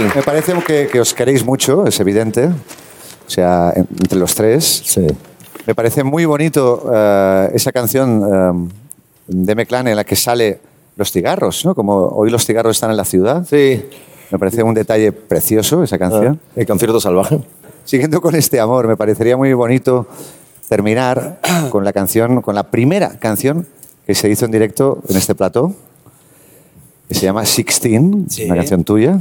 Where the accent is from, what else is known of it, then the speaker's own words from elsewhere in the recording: Terrassa, Catalonia, Spain; yo soy de Tarrasa